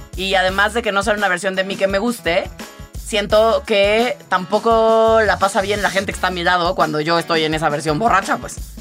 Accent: Tabasco, Mexico; yo crecí en Tabasco

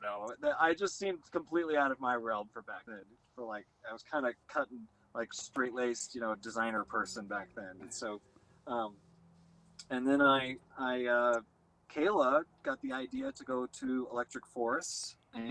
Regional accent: Wichita, Kansas, United States; I grew up outside Wichita

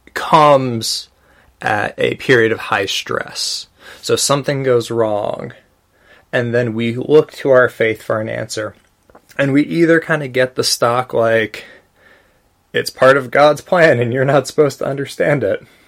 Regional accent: United States; I'm an American Buddhist

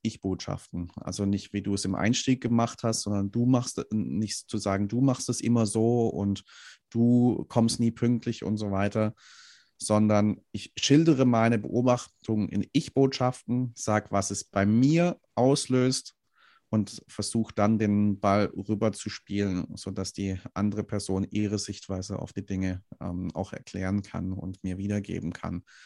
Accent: Swabia, Germany; Ich komme aus dem Schwabenland, da ähm, sagt man ganz gern, ähm, nicht gemeckert ist genug gelobt.

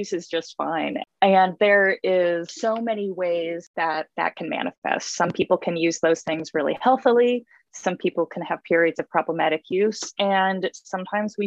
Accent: Midwest, United States; now in Portland, United States; I grew up in the Midwest

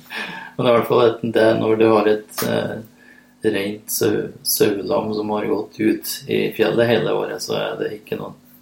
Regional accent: Lierne, Trøndelag, Norway; Jeg er egentlig fra Lierne i Nord-Trøndelag

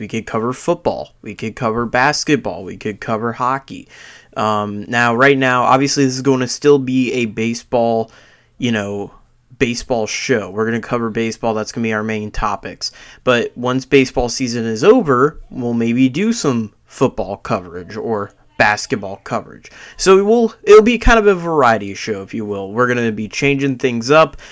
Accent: Tampa, Florida, United States; I'm from Florida. I'm from Tampa

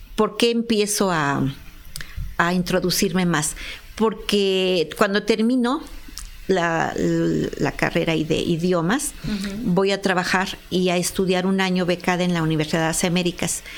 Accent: Apizaco, Tlaxcala, Mexico; born or raised there; also born or lived in Puebla

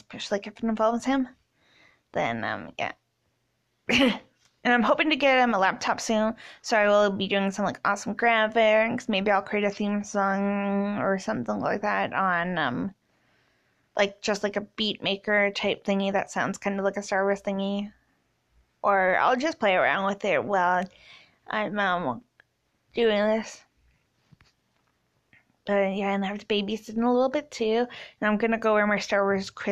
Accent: Canada; I'm 27. I'm from Canada. I only speak English at the moment.

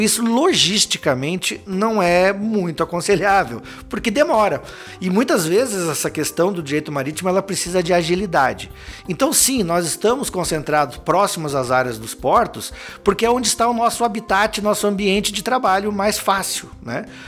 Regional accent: Lages, Santa Catarina, Brazil; moved away as an adult; now in Joinville, Brazil; eu sou natural de Lages, né? Uma cidade do interior do estado.

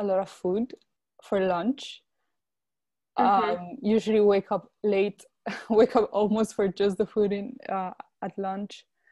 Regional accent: Belgium; growing up in Belgium

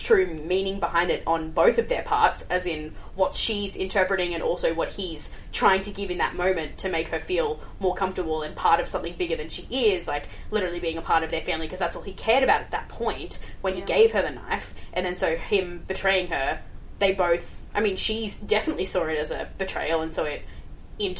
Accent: Australia

